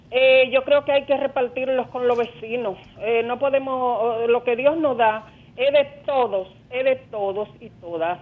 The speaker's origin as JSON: {"language": "Spanish", "country": "Dominican Republic", "said": "como dominicana"}